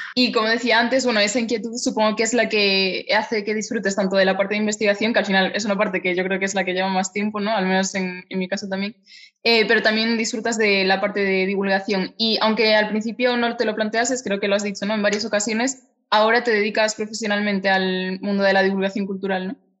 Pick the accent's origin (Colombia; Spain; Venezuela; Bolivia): Spain; Galicia; naciste en Galicia como yo, los dos somos gallegas